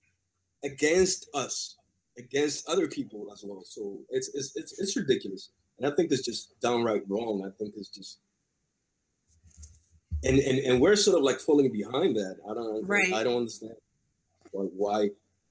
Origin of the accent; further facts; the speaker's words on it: New York City, New York, United States; I was raised in Bed-Stuy, which was during the 90s